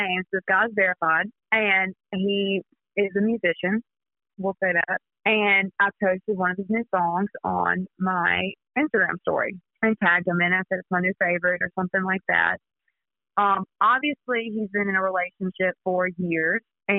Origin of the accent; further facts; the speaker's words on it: South Mississippi, United States; I'm from South Mississippi, so we get everything. It's crazy here.